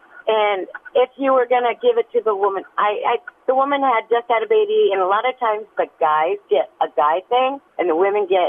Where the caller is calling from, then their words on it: Carlisle, Iowa, United States; I'm calling from Carlisle.